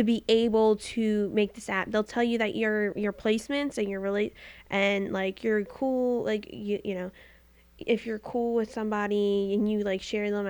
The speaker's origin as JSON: {"language": "English", "town": "Philadelphia", "region": "Pennsylvania", "country": "United States", "tie": "born or raised there", "said": "I was born in Philadelphia, born and raised."}